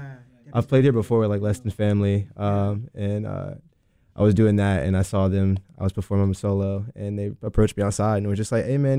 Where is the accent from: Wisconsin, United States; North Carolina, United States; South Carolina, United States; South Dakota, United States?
North Carolina, United States; Burlington; now in Greensboro, United States; Like Burlington, Burlington, Alamance County. It wasn't until I moved to Greensboro